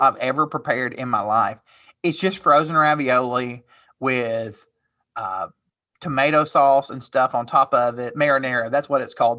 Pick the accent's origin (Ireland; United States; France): United States; Tennessee; I'm from Tennessee